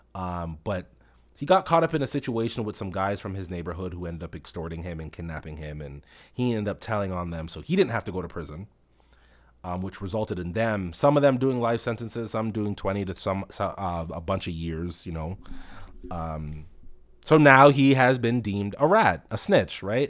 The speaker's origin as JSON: {"language": "English", "town": "Toronto", "region": "Ontario", "country": "Canada", "said": "I'm a Rex man, you know, like I'm from the Rex"}